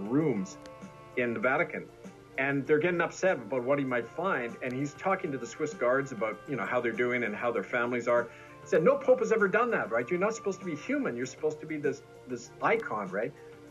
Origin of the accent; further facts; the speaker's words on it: Manitoba, Canada; the Mennonites, who I grew up with in Manitoba